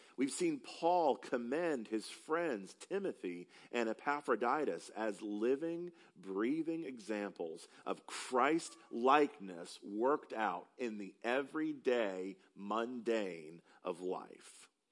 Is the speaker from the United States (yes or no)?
yes; upstate South Carolina, United States; moved away as an adult; now in Texas, United States; Because I am not from Texas, I have the opportunity to tell people, because they can't quite place my accent, that I'm from South Carolina